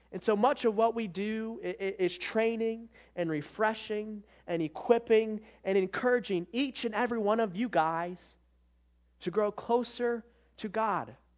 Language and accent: English; Michigan, United States; I'm from Michigan